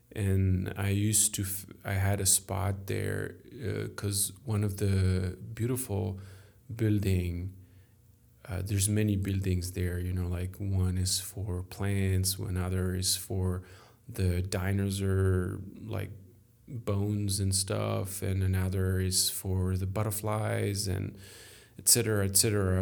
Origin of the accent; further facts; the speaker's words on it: France; accent: French; English is a second language; I am French. Sorry for my accent